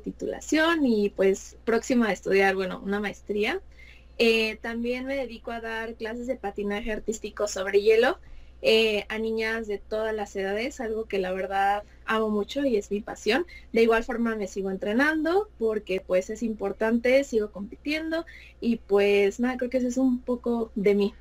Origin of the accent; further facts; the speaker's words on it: Mexico City, Mexico; soy de la Ciudad de México